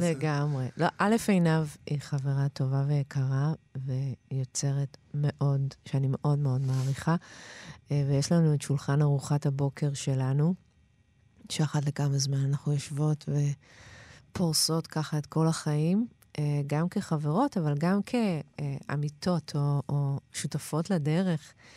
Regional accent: Ramot HaShavim, Central District, Israel; גדלתי ברמות השבים

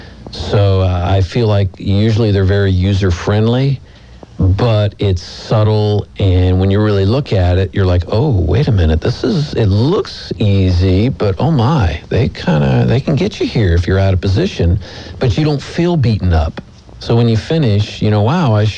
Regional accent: Florida, United States; moved away; I grew up in Florida

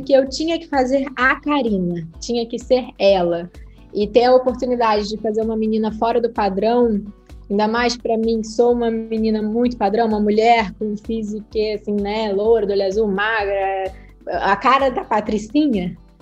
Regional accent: Nova Iguaçu, Rio de Janeiro, Brazil; also born or lived in Nilópolis; Eu nasci em Milópolis, mas eu fui criada em Nova Iguaçu

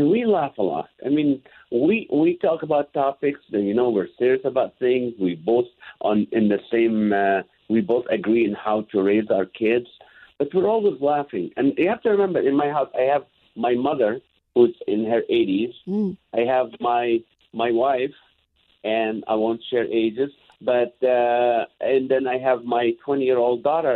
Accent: Kuwait; moved away; also born or lived in Israel; we lived in Kuwait back when I was born in Israel, moved to Kuwait

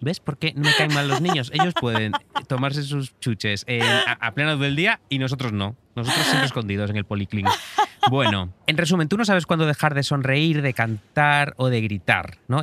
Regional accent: Galicia, Spain; como gallego que soy

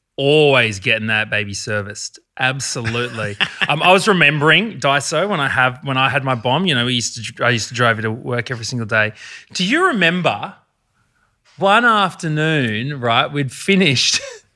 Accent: Brisbane, Queensland, Australia; Brizzy, represent.

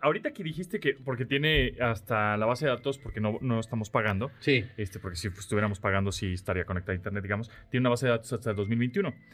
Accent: Mexico City, Mexico; soy chilango

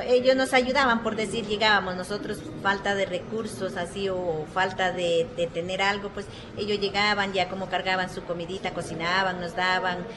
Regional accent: San Juan de Mayasquer, Nariño, Colombia; allá en Nariño, en nuestra vereda. Allá es un resguardo, es San Juan de Mayasquer se llama.

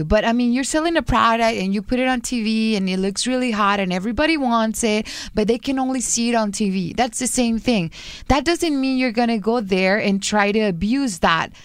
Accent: Guadalajara, Jalisco, Mexico; English is a second language; I'm from Guadalajara

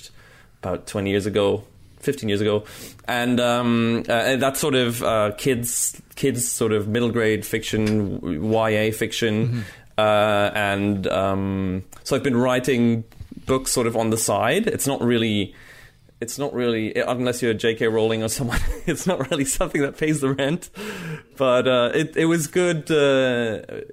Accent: Munich, Bavaria, Germany; moved away as an adult; also born or lived in Belgium / United States; Then we moved to Munich, to Germany, and that's where I grew up

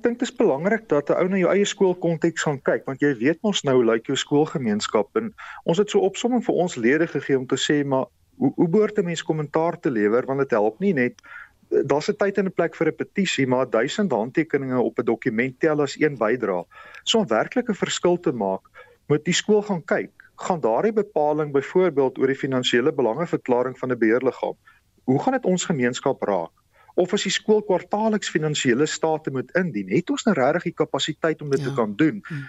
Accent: South Africa; ons as Suid-Afrikaners

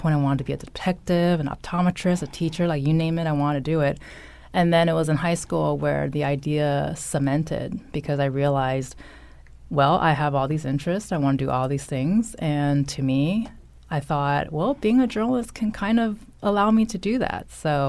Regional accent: California, United States; That is my home state, so I'm not going to apologize if a little valley girl might come out every now and then.

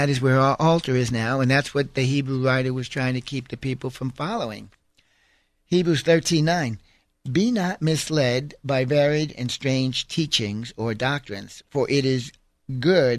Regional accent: New York, United States; a Roman Catholic growing up in New York

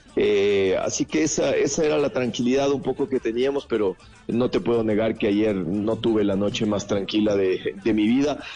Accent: Ecuador

